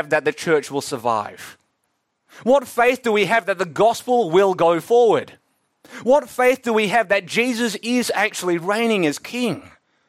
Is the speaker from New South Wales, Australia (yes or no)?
no; Melbourne, Victoria, Australia; I'm from Melbourne, now the second most livable city in the world